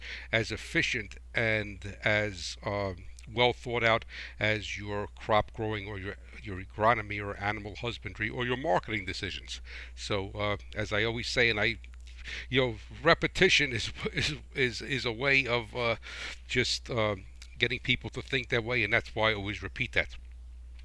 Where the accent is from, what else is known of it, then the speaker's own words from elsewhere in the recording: New Jersey, United States; I am from New Jersey